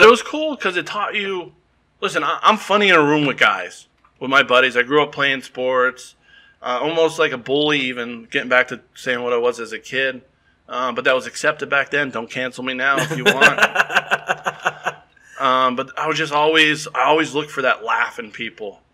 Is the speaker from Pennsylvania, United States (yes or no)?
yes; Wilkes-Barre, Pennsylvania, United States; now in Texas, United States; I grew up in Wilkes-Barre. We're about an hour and a half from New York City.